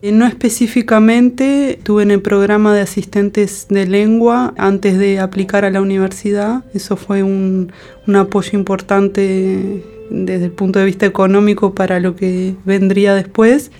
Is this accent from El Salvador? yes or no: no; Uruguay; moved away as an adult; also born or lived in France; desde que me fui de Uruguay